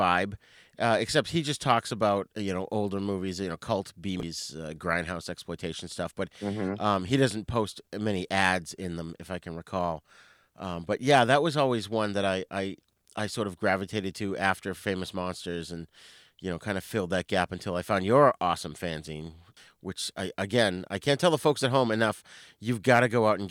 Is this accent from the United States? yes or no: yes; New England, United States; I'm from New England. I don't pronounce my R's.